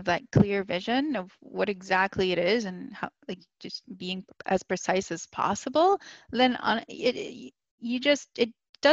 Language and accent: English; Toronto, Ontario, Canada; moved away as an adult; also born or lived in Dominican Republic / Washington, D.C.; now in Spain; I was born in the Dominican Republic, and then my family moved to Washington, D.C., actually. So before we immigrated to Canada, I did junior kindergarten in the D.C. area. And then my mom decided to move up